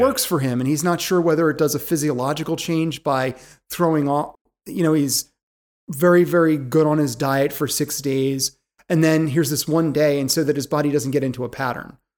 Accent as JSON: {"language": "English", "town": "Philadelphia", "region": "Pennsylvania", "country": "United States", "said": "I'm from Philadelphia. I drop Gs all the time."}